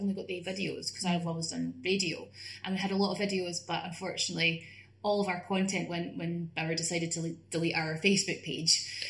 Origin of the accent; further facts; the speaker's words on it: Scotland, United Kingdom; moved away as an adult; now in London, United Kingdom; I'm Scottish